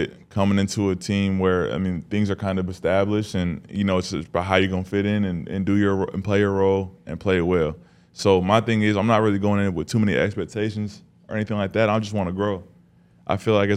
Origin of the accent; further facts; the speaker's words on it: Las Vegas, Nevada, United States; moved away as an adult; also born or lived in Spokane, Washington; now in Denver, United States; I'm from Vegas